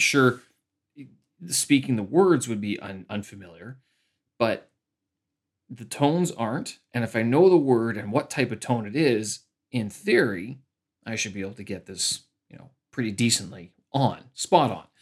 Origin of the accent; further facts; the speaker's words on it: Canada; moved away as an adult; now in Beijing, China; I'm a Canadian expat here, uh, living in Beijing, China.